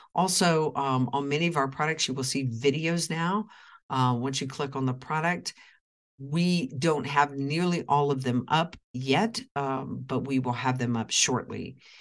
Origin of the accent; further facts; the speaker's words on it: Oklahoma, United States; moved away; my hometown of Oklahoma